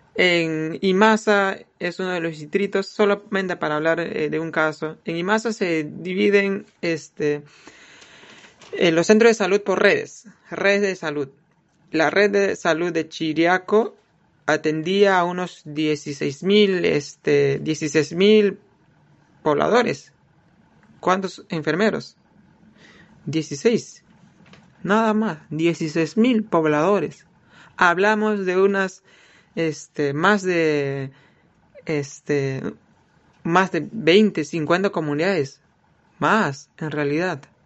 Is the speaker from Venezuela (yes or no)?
no; Awajún people, Amazonas, Peru; Nosotros, la nueva generación de los Abajún